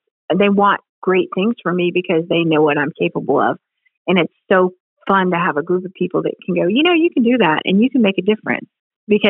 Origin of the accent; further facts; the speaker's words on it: Ohio, United States; moved away; I'm from Ohio. My parents are in Ohio